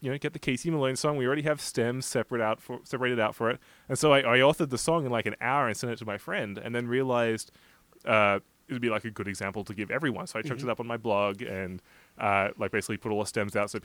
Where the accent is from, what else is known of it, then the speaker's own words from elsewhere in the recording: Australia; moved away; As an Australian